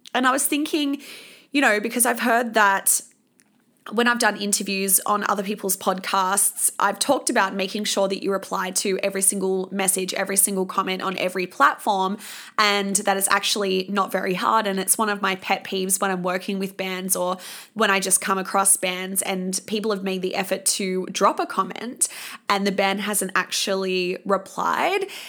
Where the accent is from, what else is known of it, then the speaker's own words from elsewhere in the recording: Sydney, New South Wales, Australia; moved away; my hometown